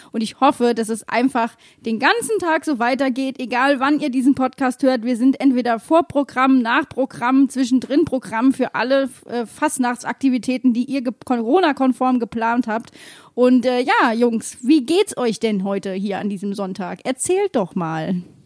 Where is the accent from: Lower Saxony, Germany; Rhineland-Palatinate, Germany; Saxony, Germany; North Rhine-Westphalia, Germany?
Rhineland-Palatinate, Germany; Mainz; Wir sind Mainzer, wir haben Humor